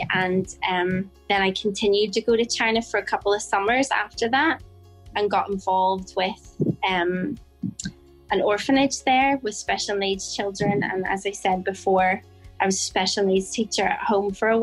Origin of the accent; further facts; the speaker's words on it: Bangor, Northern Ireland, United Kingdom; moved away as an adult; now in Phnom Penh, Cambodia; I'm from Northern Ireland, and I grew up in a little town called Bangor by the seaside